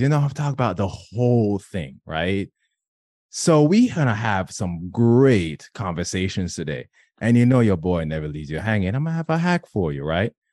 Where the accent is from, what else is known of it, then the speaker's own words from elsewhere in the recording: Jamaica; being Jamaican, being in my culture